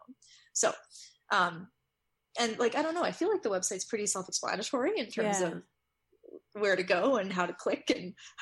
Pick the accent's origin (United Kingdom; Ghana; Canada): Canada; I'm Canadian